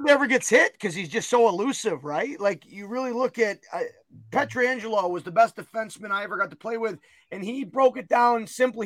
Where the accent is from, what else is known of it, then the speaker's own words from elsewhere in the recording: United States; as an American